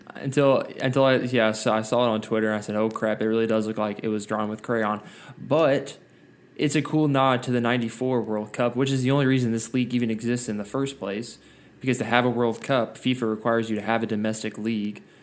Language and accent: English; Gainesville, Georgia, United States; I'm from Gainesville, which you know, Josh, is not Atlanta whatsoever